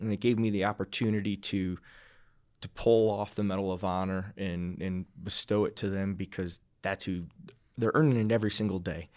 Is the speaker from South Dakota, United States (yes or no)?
no; Iowa, United States; moved away as an adult; now in Fort Collins, United States; I'm a kid from Iowa